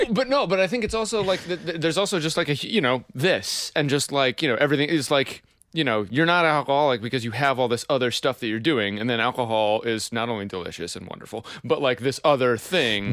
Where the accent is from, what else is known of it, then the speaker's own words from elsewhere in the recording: Pennsylvania, United States; I'm unabashedly from Pennsylvania